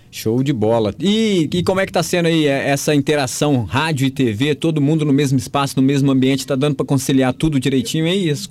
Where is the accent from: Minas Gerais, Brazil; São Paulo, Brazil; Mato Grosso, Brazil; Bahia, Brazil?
Minas Gerais, Brazil; Tarumirim; eu sou de Tarumirim